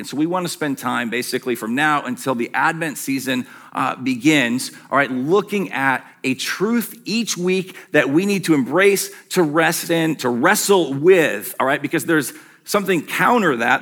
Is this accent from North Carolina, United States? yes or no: no; Western Michigan, United States; as a young kid growing up in Western Michigan